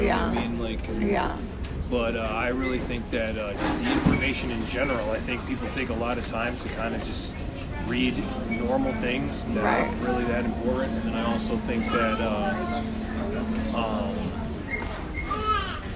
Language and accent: English; Connecticut, United States; I was raised in Connecticut.